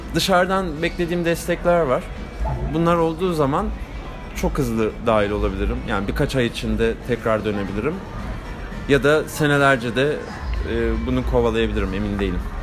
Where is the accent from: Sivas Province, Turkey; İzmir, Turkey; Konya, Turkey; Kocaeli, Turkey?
Kocaeli, Turkey; Gebze; also born or lived in Kartal, Istanbul; ben Gebze, Gebzeliyim. Ee, ailem Gebze'de. 91 doğumluyum. Kartal'da doğdum İstanbul'da. Ee, lisemi falan Gebze'de okudum.